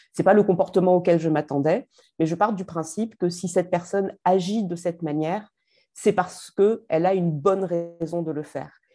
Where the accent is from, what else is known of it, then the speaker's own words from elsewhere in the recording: Marseille, Provence-Alpes-Côte d'Azur, France; en tant que Marseillaise